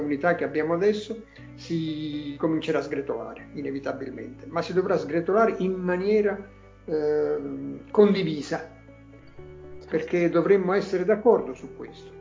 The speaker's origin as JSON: {"language": "Italian", "town": "Naples", "region": "Campania", "country": "Italy", "tie": "born or raised there", "first_language": "Neapolitan", "second_language": "Italian", "said": "Io sono nato a Napoli"}